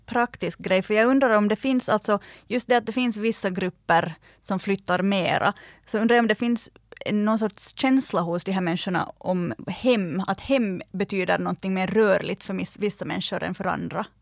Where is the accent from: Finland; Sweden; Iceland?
Finland; när någon frågar att varifrån är du, så säger man inte bara Finland utan man säger Finland, men jag är alltså finlandssvensk